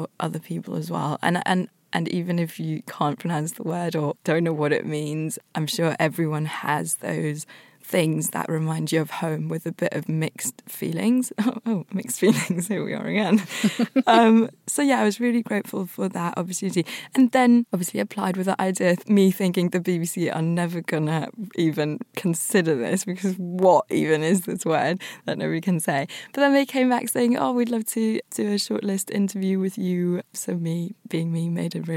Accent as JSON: {"language": "English", "region": "Tyrol", "country": "Austria", "tie": "born or raised there", "moved": "yes", "lives_now": "United Kingdom", "said": "growing up in Austria and being met with questions to then moving to the UK"}